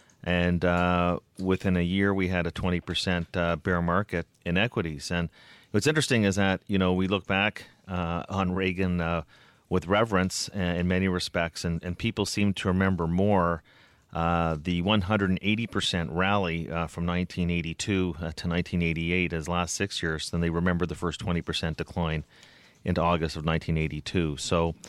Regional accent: Canada; And in fact, I'm not even going to vote. How about that? Being a Canadian

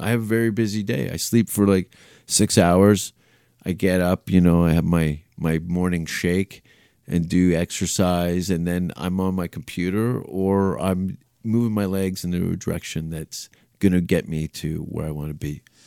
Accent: Canada; being a Canadian

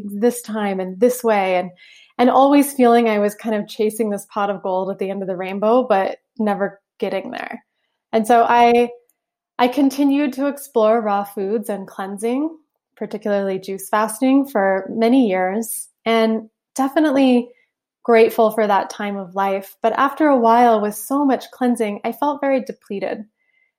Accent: Southeast Alaska, United States; I grew up in Southeast Alaska on a little island

